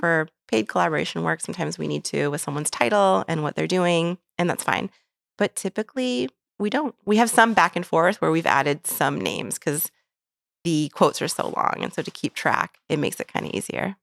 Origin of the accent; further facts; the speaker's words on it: Phoenix, Arizona, United States; moved away as an adult; also born or lived in Detroit, Michigan / New York; now in St. Louis, United States; the bubble that I grew up in in Phoenix, Arizona